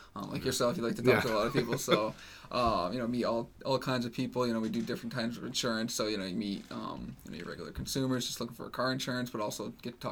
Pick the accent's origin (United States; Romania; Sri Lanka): United States; New Hampshire; I grew up in New Hampshire my whole life